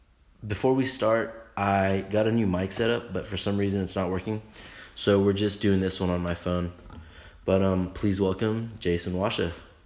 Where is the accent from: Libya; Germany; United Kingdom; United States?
United States; Southern California; moved away; I grew up right in Southern California.